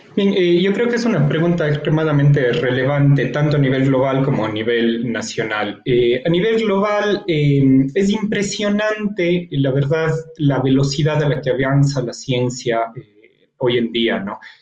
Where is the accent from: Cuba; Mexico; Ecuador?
Ecuador; como científico, como ecuatoriano